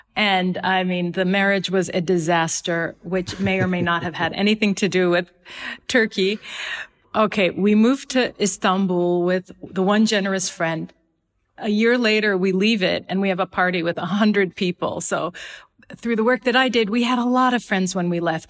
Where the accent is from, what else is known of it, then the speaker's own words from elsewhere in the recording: Seattle, Washington, United States; moved away as an adult; now in Rabat, Morocco; I moved from Seattle, which is my hometown, to Washington, D C